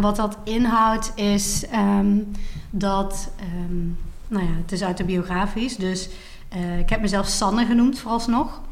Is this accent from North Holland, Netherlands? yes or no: no; Maastricht, Limburg, Netherlands; moved away as an adult; now in Amsterdam, Netherlands; oorspronkelijk ben ik ben geboren in Maastricht en daar ben ik ook opgegroeid.